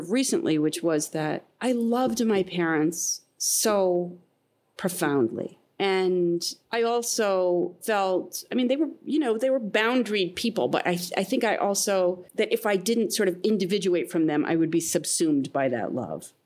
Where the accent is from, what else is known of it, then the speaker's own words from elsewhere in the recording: Midwest, United States; I grew up in the Midwest, that my family went to Cedar Point every year